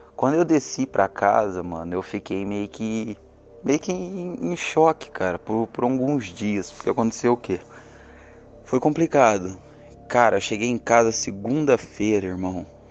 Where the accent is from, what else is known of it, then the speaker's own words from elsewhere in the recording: Caxambu, Minas Gerais, Brazil; sou mineiro, natural de Caxambu, Minas Gerais